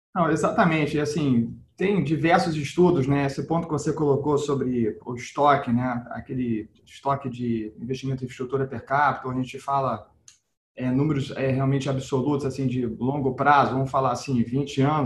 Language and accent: Portuguese; Brazil; como brasileiro